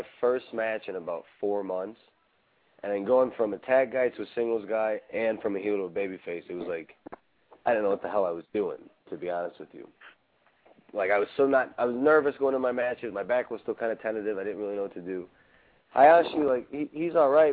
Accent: Chicago, Illinois, United States; I'm from Chicago

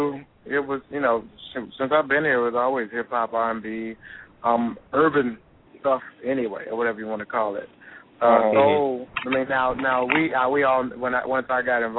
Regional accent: Savannah, Georgia, United States; now in Atlanta, United States; I'm actually in Savannah, my hometown, right now.

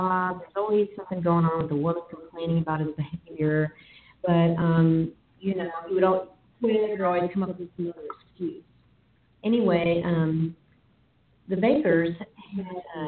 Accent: Texas, United States; accent: Southern; I'm from Texas

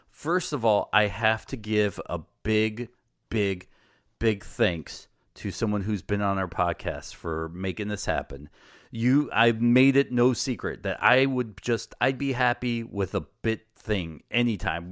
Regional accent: United States; as an American does

